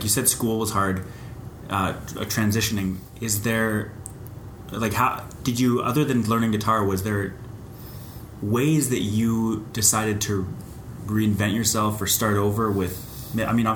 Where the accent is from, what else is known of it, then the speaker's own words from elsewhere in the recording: Canada; also born or lived in Alberta; now in Ontario, Canada; I grew up in Canada